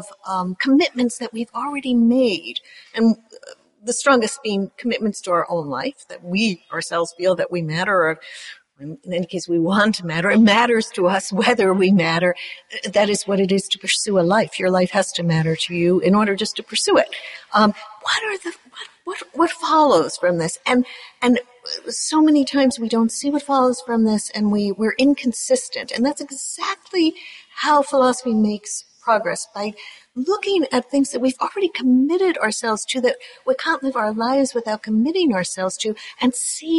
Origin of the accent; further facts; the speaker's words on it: United States; being American